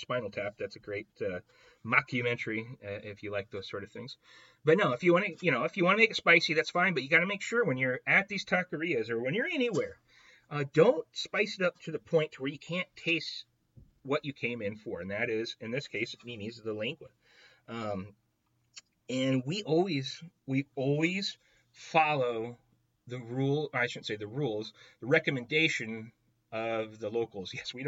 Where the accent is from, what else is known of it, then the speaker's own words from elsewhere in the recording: Iowa, United States; moved away as an adult; also born or lived in Arizona; I was born and raised in Iowa, but we met in Arizona